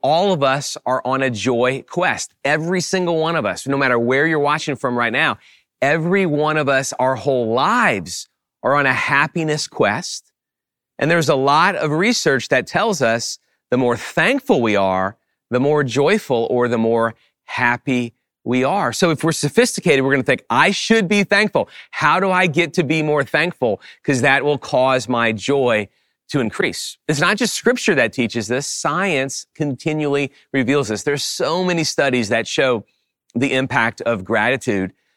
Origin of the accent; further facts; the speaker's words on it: New Orleans, Louisiana, United States; I grew up in the New Orleans area